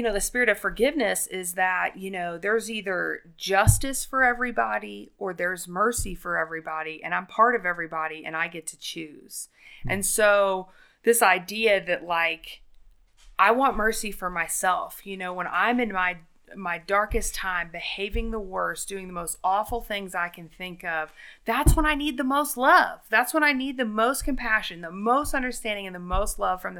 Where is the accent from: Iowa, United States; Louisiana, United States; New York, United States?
Louisiana, United States; the South; we're from the South